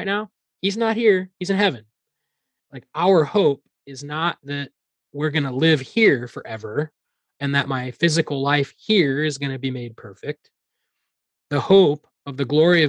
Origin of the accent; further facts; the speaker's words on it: Iowa, United States; I grew up in Iowa